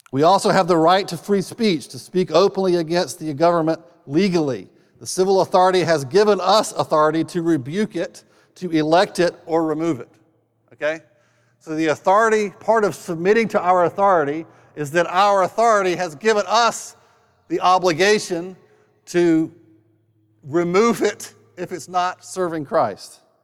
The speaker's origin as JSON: {"language": "English", "region": "North Carolina", "country": "United States", "tie": "born or raised there", "said": "I was raised in North Carolina"}